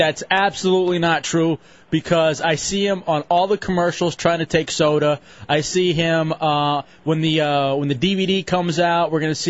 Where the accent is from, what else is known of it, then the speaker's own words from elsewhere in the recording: Midland, Texas, United States; when I was growing up in Midland, Texas, staying at my grandparents' place